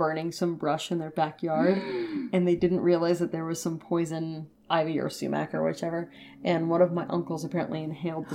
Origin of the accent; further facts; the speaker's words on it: New England, United States; now in California, United States; growing up in New England